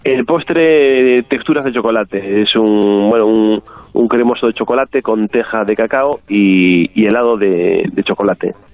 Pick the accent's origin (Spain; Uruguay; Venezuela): Spain; Galicia; como gallego